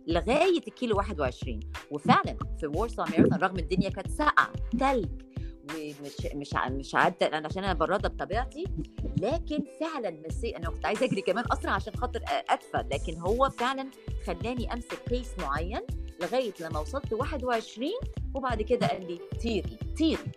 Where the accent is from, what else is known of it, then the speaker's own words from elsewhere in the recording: Egypt; also born or lived in United States; أنا جاية من مصر